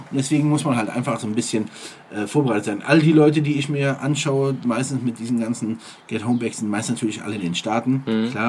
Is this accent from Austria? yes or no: no; Eifel, Germany; Ich weiß noch damals, im, ähm, als in meiner Heimat in der Eifel hat es mal einmal so stark geschneit, dass